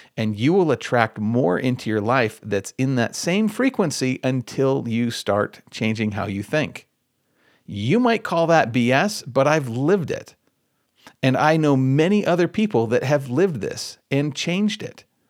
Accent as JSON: {"language": "English", "region": "Michigan", "country": "United States", "said": "I'm from Michigan."}